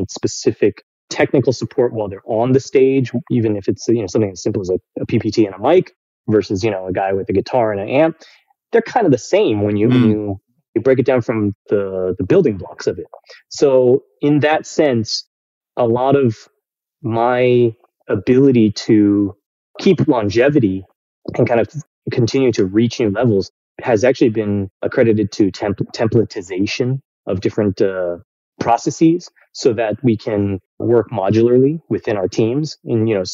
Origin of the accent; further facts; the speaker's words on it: Bay Area, California, United States; moved away as an adult; also born or lived in New York City; I was born in the Bay Area, California.